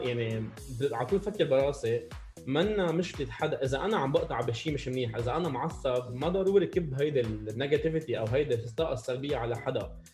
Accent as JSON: {"language": "Arabic", "country": "Lebanon", "tie": "born or raised there", "said": "ربيت بلبنان"}